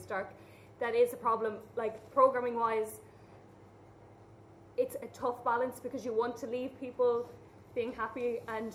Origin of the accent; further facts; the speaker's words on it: Ireland; we as Irish people